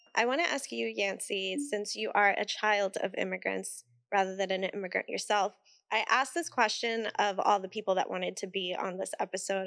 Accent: Puerto Rico; In Puerto Rico, we call it bregando

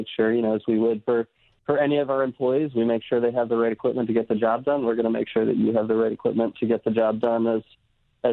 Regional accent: Brooklyn, New York, United States; now in Virginia, United States; I grew up in Brooklyn

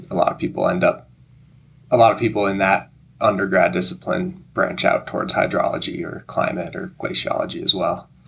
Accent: Gold Hill, Colorado, United States; moved away; also born or lived in Montana; Yeah, well, I grew up in Colorado on the Front Range uh, in a little town called Gold Hill, just outside of Boulder.

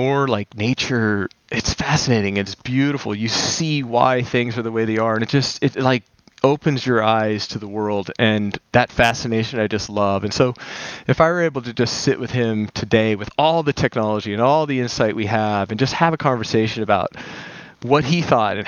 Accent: Las Vegas, Nevada, United States; I grew up in Las Vegas

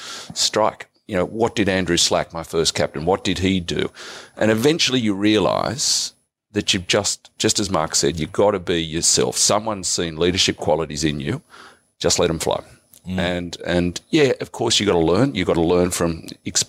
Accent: Sydney, New South Wales, Australia; I grew up in the Shire

